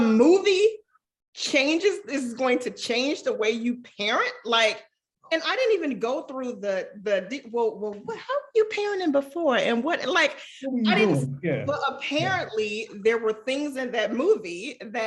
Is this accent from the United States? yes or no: yes; Chicago, Illinois, United States; moved away as an adult; also born or lived in Stanford, California; I am from Chicago. We moved around. We were always on the South Side, moved around a few times, but I think I probably identify home most as the Auburn Gresham neighborhood